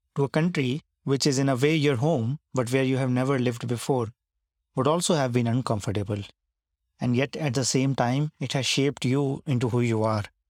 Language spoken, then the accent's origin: English; India; when you're growing up in India